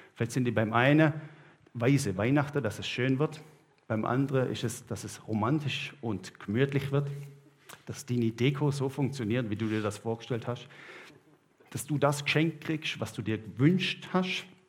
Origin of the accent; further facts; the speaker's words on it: Southern Germany, Germany; now in Switzerland; ich als Süddeutscher